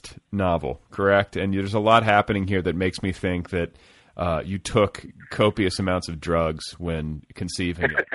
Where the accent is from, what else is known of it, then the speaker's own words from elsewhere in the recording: Midwest, United States; moved away; I was raised in the Midwest